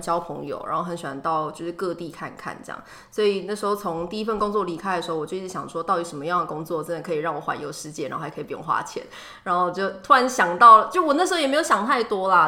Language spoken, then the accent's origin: Chinese; Taiwan; moved away as an adult; also born or lived in Dubai; 对我来说我是台湾的组员